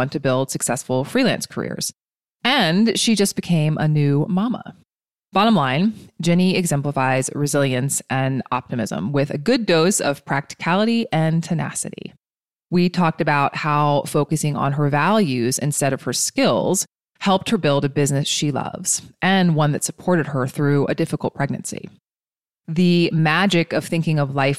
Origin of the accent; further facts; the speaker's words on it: East Coast, United States; moved away; We're both from the East Coast